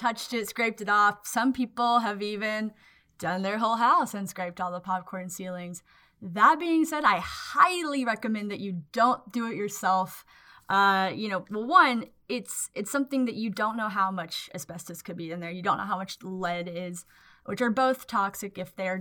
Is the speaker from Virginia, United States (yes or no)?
no; Waco, Texas, United States; I'm from Waco, Texas